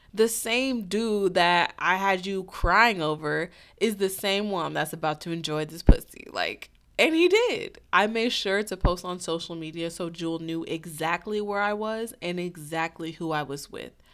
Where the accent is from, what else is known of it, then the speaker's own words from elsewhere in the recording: St. Louis, Missouri, United States; my hometown of Saint Louis